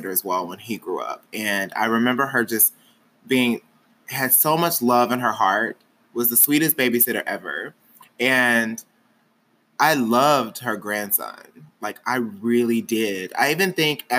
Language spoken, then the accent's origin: English; Wilmer, Arkansas, United States; moved away; also born or lived in Little Rock, Arkansas / Texas; I'm technically from Wilmer, Arkansas.